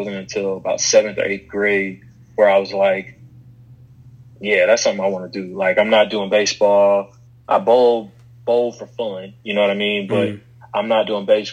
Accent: Chicago, Illinois, United States; now in Huntsville, United States; kids I grew up with in Chicago around the corner from my grandparents' house

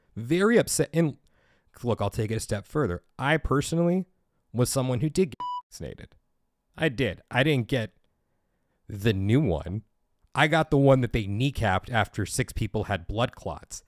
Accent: United States; Being an American

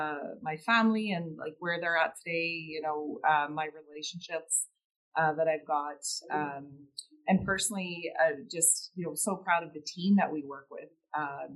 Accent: Halifax, Nova Scotia, Canada; also born or lived in Cape Breton, Nova Scotia / Dartmouth, Nova Scotia; I grew up in Nova Scotia, and, you know, I was born in Cape Breton and that family there, and grew up in Halifax, Dartmouth

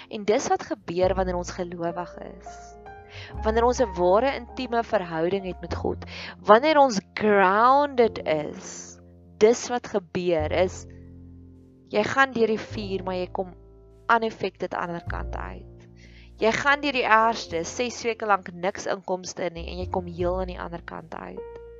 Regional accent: Free State, South Africa; ek kan onthou ek het in die Vrystaat groot geword en ek kan onthou dit was koud

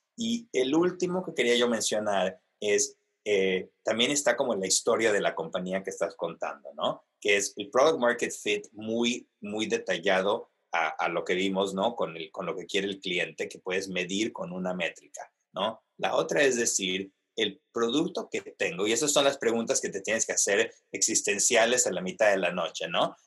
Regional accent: Mexico City, Mexico; moved away; also born or lived in Argentina / United States; yo soy argentino originalmente, si se pueden imaginar, crecido en la Ciudad de México y luego en Estados Unidos

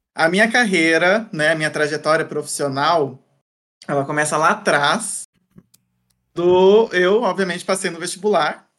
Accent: Santa Cruz do Rio Pardo, São Paulo, Brazil; moved away as an adult; also born or lived in Viçosa, Minas Gerais; now in São Paulo, Brazil; Minha cidade natal chama Santa Cruz do Rio Pardo, que é interior de São Paulo.

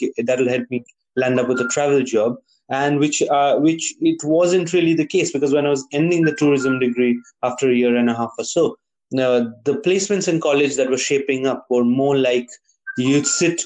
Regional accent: Kalimpong, West Bengal, India; also born or lived in Darjeeling; as a kid growing up in Kalimpong

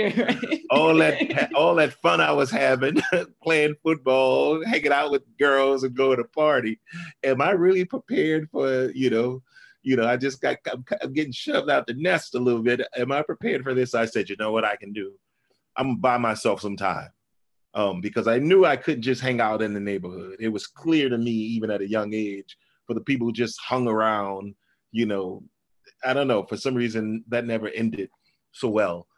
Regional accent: New Orleans, Louisiana, United States; I grew up in a part of New Orleans called Pigeon Town

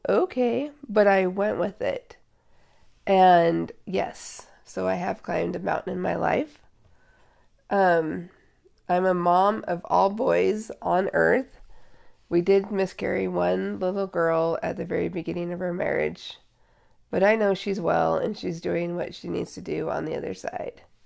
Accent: Seattle, Washington, United States; I was born and raised in Seattle

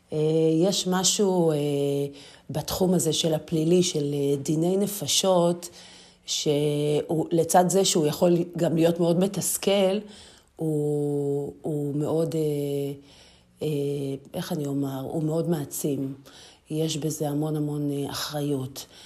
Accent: Ashdod, Southern District, Israel; אני נולדתי וגדלתי בעיר אשדוד.

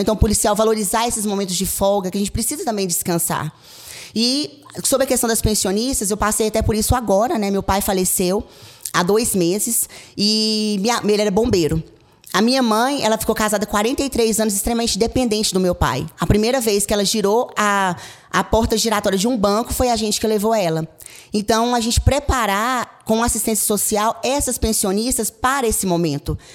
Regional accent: Caldas Novas, Goiás, Brazil; eu sou de Caldas Novas.

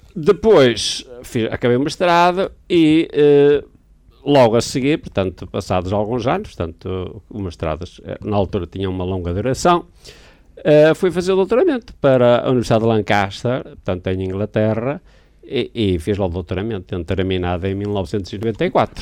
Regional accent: Braga, Norte, Portugal; eu sou natural de Braga

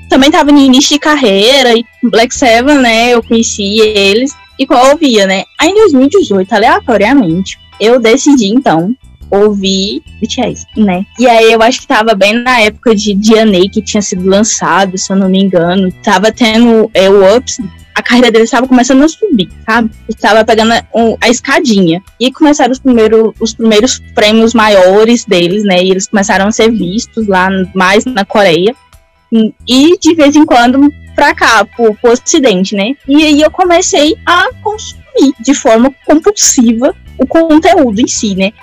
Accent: Goiás, Brazil; Sou goiana, tá bom? Interior de Goiás.

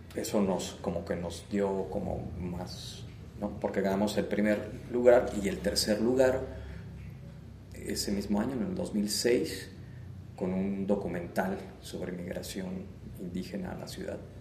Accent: Querétaro, Mexico; also born or lived in Mexico City; pues nací aquí en Querétaro, o sea, soy eh, nacido aquí en, Querétaro. Em, pues viví buena parte de, mi infancia, prácticamente toda mi infancia y mi adolescencia acá

